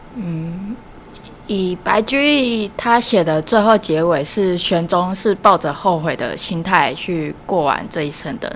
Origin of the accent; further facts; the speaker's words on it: Taichung, Taiwan; 那我来自台中